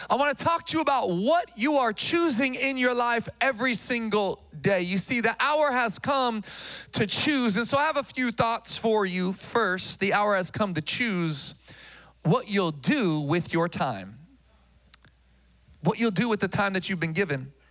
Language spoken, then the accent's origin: English; Philippines; Uh, I'm Filipino.